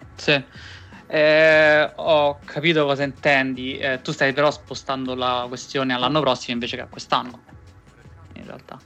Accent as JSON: {"language": "Italian", "town": "Rome", "region": "Lazio", "country": "Italy", "said": "noi che siamo entrambi di Roma"}